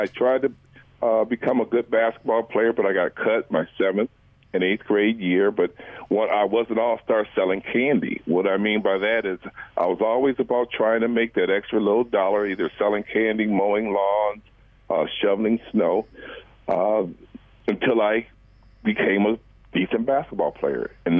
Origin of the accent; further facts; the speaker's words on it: Kalamazoo, Michigan, United States; born there; also born or lived in Lansing; And I was born in Kalamazoo. Moved here, and Sam, he was born here in Lansing.